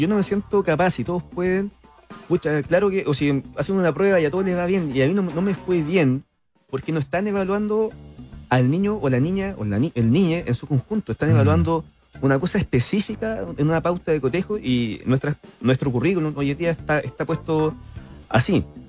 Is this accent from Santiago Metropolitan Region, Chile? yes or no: yes; Cerro Navia, Santiago Metropolitan Region, Chile; yo soy de Soronavia